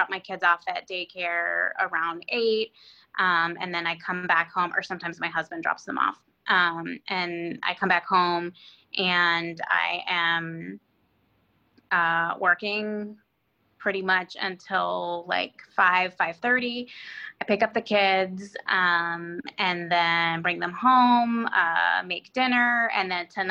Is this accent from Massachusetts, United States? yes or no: no; Annapolis, Maryland, United States; now in Falls Church, United States; I was born in 1984, so I'm 35, and I was born in Annapolis, Maryland